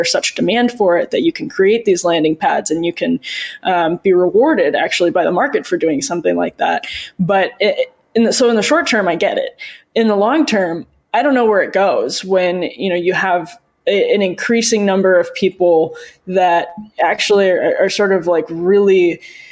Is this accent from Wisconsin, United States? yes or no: yes; Wisconsin, United States; my home state of Wisconsin